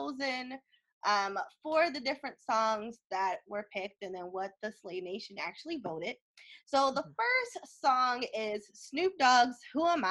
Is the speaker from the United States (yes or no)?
yes; East Coast, United States; also born or lived in California